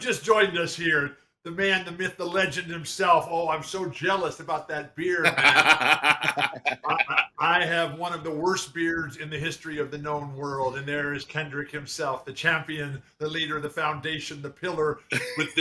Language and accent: English; San Diego, California, United States; I live in my hometown of San Diego. I live a mile from the hospital that I was born in.